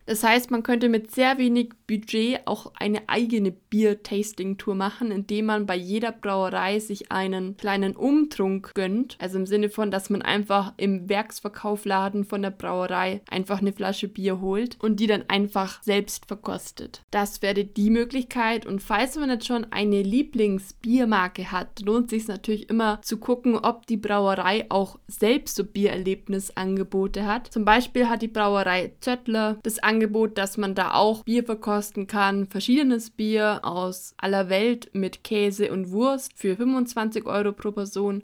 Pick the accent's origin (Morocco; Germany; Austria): Germany; Allgäu, Bavaria; born or raised there